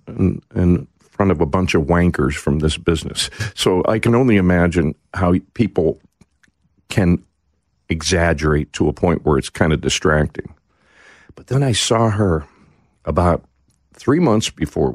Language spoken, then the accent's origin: English; Pittsburgh, Pennsylvania, United States; now in Nashville, United States; I grew up in the Pittsburgh area